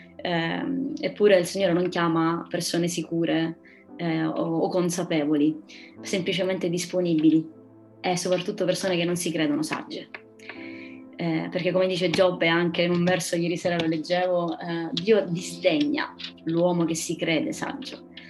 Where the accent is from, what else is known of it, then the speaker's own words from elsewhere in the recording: Pedara, Sicily, Italy; moved away as an adult; also born or lived in Milan / Rome / England; now in Catania, Italy; vi parlo da, dalla Sicilia, eh, più precisamente da Pedara, uno dei paesini più alti dell'Etna. Ehm, sono tornata